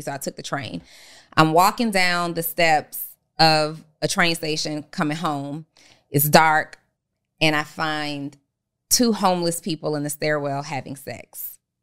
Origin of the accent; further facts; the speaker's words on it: New Orleans, Louisiana, United States; I'm from New Orleans